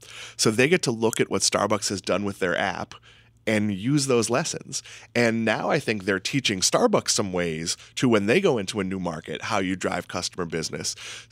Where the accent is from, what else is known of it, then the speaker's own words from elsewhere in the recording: Massachusetts, United States; I'm from Massachusetts.